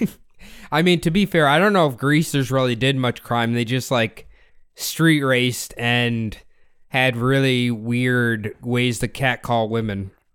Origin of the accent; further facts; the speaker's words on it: United States; as an American